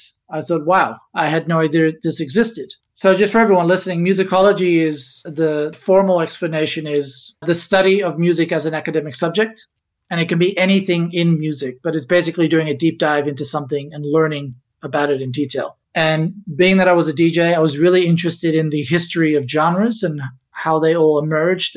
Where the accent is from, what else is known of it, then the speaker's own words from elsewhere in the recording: Ibiza, Balearic Islands, Spain; also born or lived in Amsterdam, Netherlands; now in Australia; I was born in Amsterdam many, many years ago, but I actually grew up in Ibiza, small little island in the Mediterranean, part of Spain